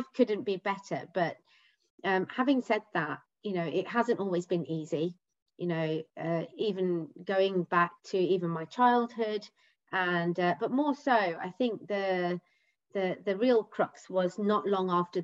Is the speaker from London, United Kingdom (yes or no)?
no; Leicester, East Midlands, United Kingdom; now in Essex, United Kingdom; I live in Essex with my husband and 2 children. I'm originally from Leicester.